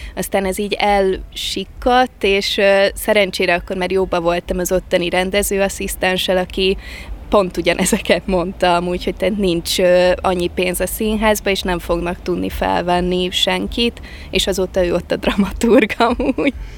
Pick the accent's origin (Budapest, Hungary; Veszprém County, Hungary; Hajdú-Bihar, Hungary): Veszprém County, Hungary; Balatonfüred; also born or lived in Kazincbarcika; Eredetileg Kazincbarcikán születtem, és utána én két-három éves koromba költöztünk Balatonfüredre